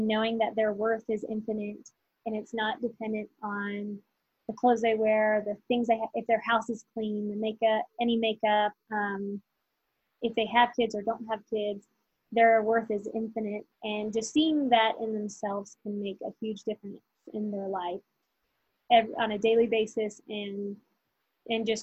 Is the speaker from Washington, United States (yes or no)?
no; North Carolina, United States; we're from North Carolina